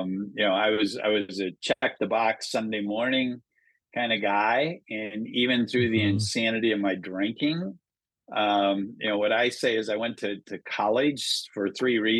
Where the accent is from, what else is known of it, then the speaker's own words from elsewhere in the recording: small town Minnesota, United States; moved away as an adult; also born or lived in Le Mars, Iowa / Las Vegas, Nevada; Born in Iowa, grew up in Minnesota.